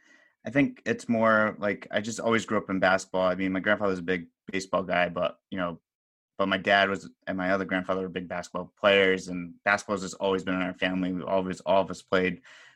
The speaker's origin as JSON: {"language": "English", "area": "Westwood", "region": "Rhode Island", "country": "United States", "tie": "born or raised there", "said": "I grew up in Westwood, Rhode Island."}